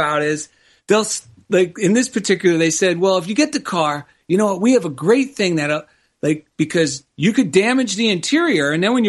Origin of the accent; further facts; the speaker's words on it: New Jersey, United States; now in Culver City, United States; I grew up in New Jersey